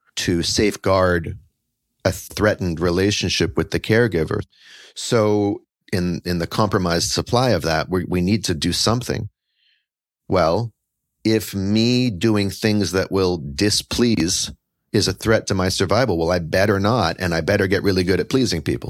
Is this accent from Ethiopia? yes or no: no; Canada; moved away as an adult; now in Brooklyn, United States; I am Canadian-born, but currently New York settled. I'm here in Brooklyn.